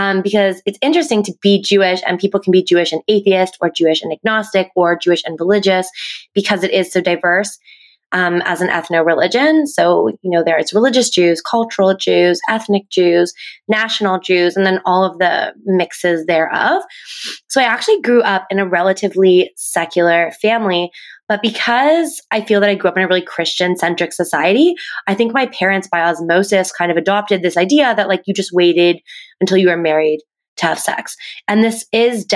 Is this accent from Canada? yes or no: yes; Halifax, Nova Scotia, Canada; now in Toronto, Canada; I live in Toronto now, but I'm actually from Halifax, Nova Scotia on the East Coast. So I also grew up in a very